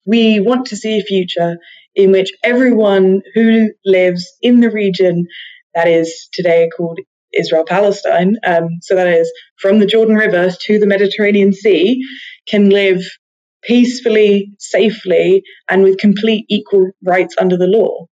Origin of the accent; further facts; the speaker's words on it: United Kingdom; British Jewish people